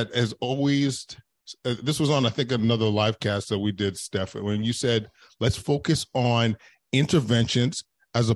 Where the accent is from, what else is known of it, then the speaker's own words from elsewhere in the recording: Canada; as Canadians